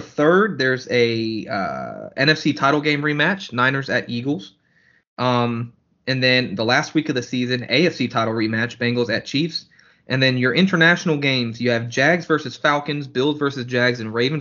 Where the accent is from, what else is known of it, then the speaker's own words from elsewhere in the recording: Germany; moved away; growing up in Germany